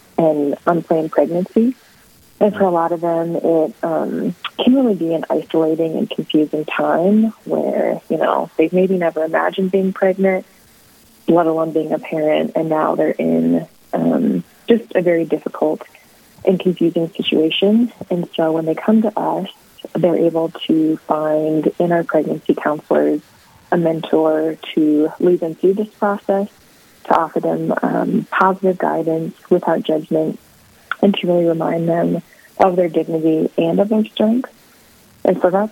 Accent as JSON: {"language": "English", "region": "South Dakota", "country": "United States", "moved": "as an adult", "lives_now": "Bismarck, United States", "said": "I am originally from South Dakota, but have been living in Bismarck, North Dakota"}